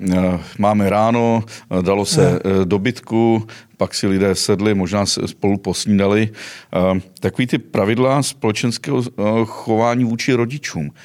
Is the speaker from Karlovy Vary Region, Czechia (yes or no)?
yes; Cheb region, Karlovy Vary Region, Czechia; mého rodného Chebska